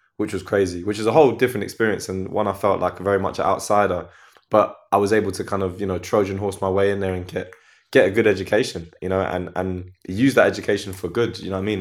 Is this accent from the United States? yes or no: no; Croydon, London, United Kingdom; growing up in Croydon, you see everything